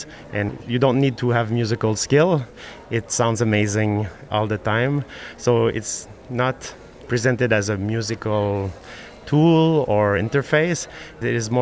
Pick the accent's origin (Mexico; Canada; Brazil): Canada; Montreal, Quebec; I'm from Montreal